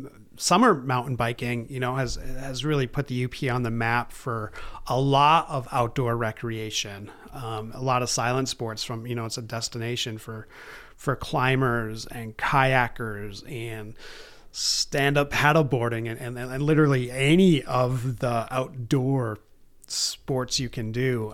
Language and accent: English; Baraga, Michigan, United States; also born or lived in East Lansing, Michigan; I grew up in Barriga, uh, graduated from Barriga High School in two thousand one